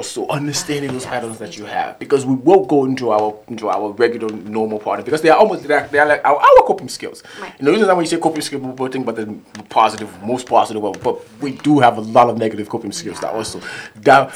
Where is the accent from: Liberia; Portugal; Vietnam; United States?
Liberia; moved away; I grew up in Liberia